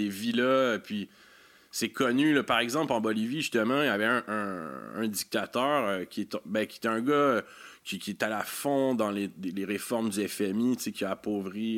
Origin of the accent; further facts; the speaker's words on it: Quebec, Canada; en tant que Québécois